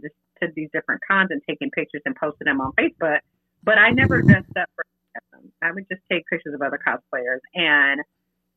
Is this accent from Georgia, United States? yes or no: yes; Augusta, Georgia, United States; We're both from Augusta, Georgia, and we both went to the same high school.